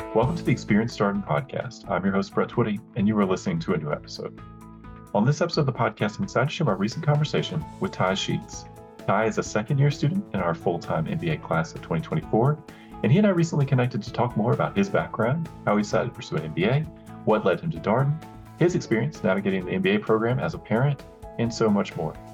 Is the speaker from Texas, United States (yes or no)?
no; North Carolina, United States; I'm from North Carolina